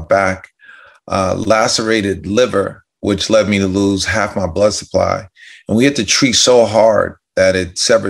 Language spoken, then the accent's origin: English; White Plains, New York, United States; I'm from White Plains, New York. Mm-hmm. Grew up in the suburbs outside of Manhattan.